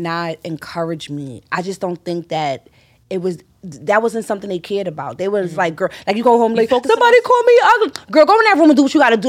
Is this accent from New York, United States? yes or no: yes; New York, United States; I'm from Harlem. I went to school. I went to predominantly black schools